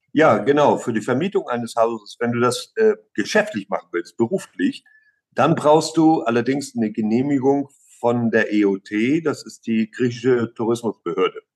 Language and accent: German; Flensburg, Schleswig-Holstein, Germany; moved away as an adult; now in Crete, Greece; aus der Nähe von Flensburg, ja. An der Ostsee aufgewachsen und in Flensburg zur Schule gegangen und seit 29 Jahren auf Kreta